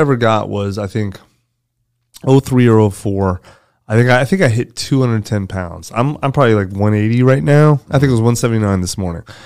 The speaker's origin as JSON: {"language": "English", "country": "United States", "said": "I'm American. I live in America."}